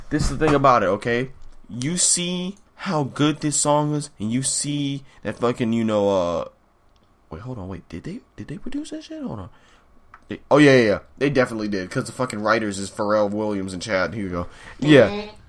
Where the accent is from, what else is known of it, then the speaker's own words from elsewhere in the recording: Jamaica; also born or lived in New York; people don't know I'm fucking Jamaican.